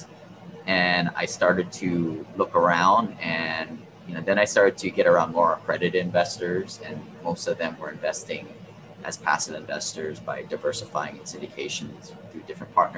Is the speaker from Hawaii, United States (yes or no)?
yes; Hawaii, United States; moved away; also born or lived in Seattle; I grew up here in Hawaii. I always wanted to move back